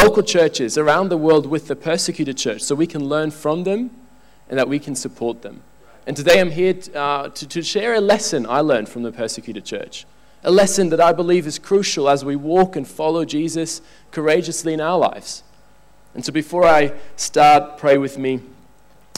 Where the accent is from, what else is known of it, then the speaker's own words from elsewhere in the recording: Switzerland; I'm from Switzerland